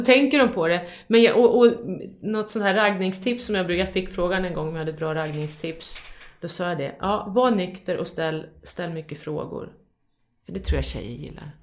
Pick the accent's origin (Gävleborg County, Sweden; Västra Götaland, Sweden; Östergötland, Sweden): Gävleborg County, Sweden; Hudiksvall; jag växte upp i Hudiksvall också